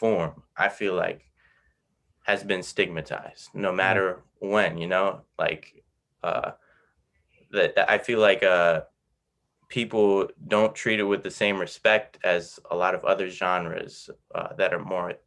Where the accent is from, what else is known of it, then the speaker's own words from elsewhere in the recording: United States; I grew up in America